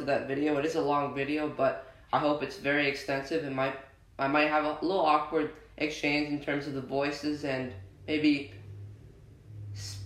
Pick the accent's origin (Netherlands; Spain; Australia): Netherlands; I was born in the Netherlands